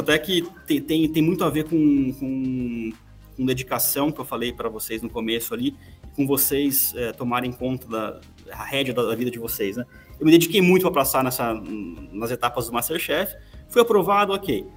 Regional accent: Campinas, São Paulo, Brazil; então sou de Campinas

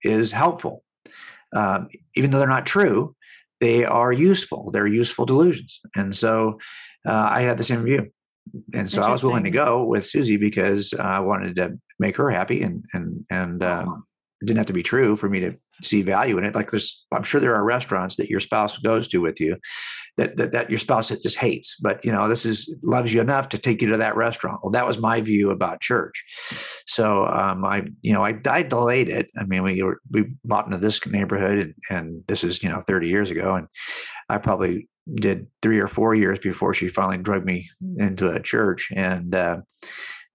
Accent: Los Angeles County, California, United States; I was raised here in Los Angeles County

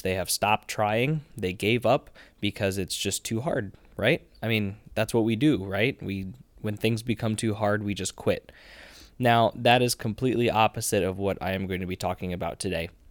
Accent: Nebraska, United States; I'm, I am from Nebraska. We are in Nebraska right now.

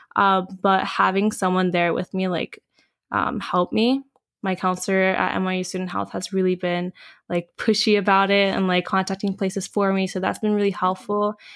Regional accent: United States; I'm Korean American

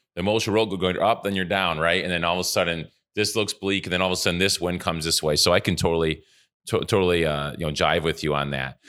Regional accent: Buffalo, New York, United States; We're from Buffalo

